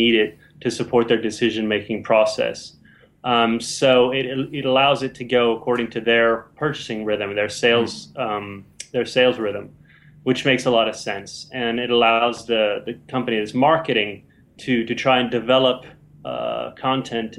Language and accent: English; United States; now in London, United Kingdom; I'm an American digital marketer working for Velocity Partners in London